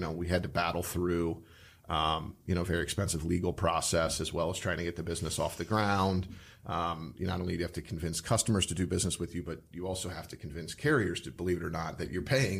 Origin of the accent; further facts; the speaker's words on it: Cincinnati, Ohio, United States; also born or lived in Chicago; now in Columbus, United States; I'm from Cincinnati